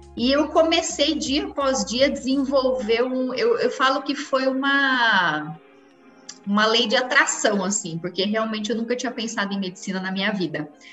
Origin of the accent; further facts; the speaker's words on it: Americana, São Paulo, Brazil; Nasci em Americana, São Paulo, interior